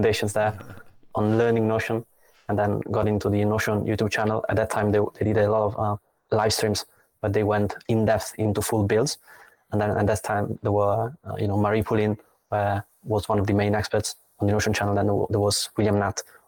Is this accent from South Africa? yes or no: no; Italy; moved away as an adult; now in Berlin, Germany; I come from Italy.